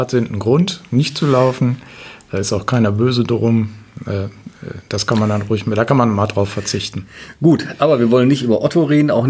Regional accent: Cuxhaven, Lower Saxony, Germany; moved away as an adult; now in East Frisia, Germany; Ich komme aus Cuxhaven.

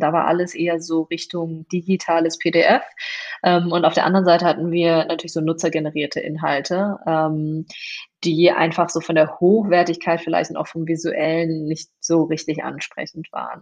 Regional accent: Moers, North Rhine-Westphalia, Germany; also born or lived in China / Duisburg; im Pott gelandet und äh, im Grunde genommen auch im Pott aufgewachsen. Ähm, mein Elternhaus ist in Mörs

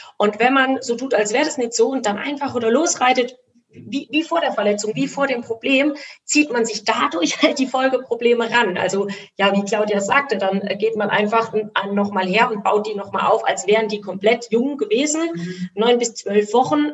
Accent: Rhineland-Palatinate, Germany; ich bin Pfälzer, deswegen sage ich immer Gaul

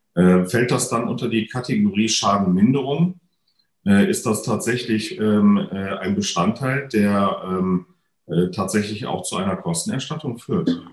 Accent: North Rhine-Westphalia, Germany; moved away; hier hatte ich tatsächlich im Vorfeld ja schon bekannt gegeben, dass das, sagen wir mal, ähm, nicht nur meine alte Heimat ist

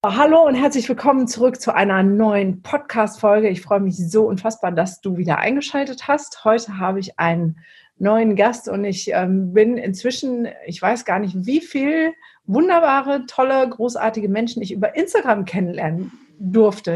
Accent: Essen, North Rhine-Westphalia, Germany; moved away; also born or lived in Mülheim an der Ruhr; ich komme ja eigentlich aus dem Pott. Also ich bin ja im Essen, Mülheim und Essen groß geworden

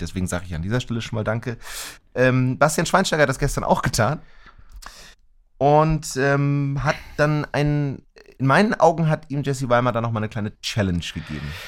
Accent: Germany; als Deutsche

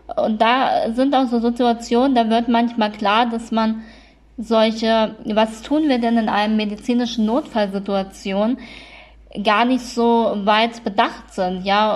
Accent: Kassel, Hesse, Germany; in Kassel ist das ja so, naja, ist halt eine, eine sehr schöne Stadt, ähm, auch wenn wir nicht so viel Touristen haben

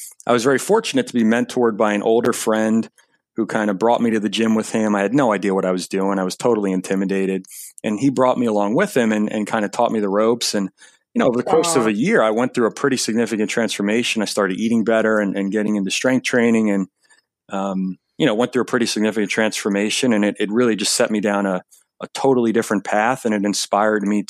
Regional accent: Long Island, New York, United States; Grew up in Long Island, New York

